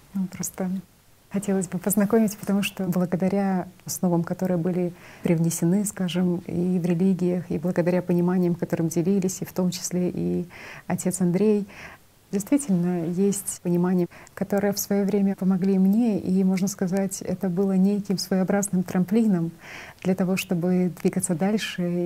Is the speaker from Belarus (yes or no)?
yes; Belarus; Я сама из Белоруссии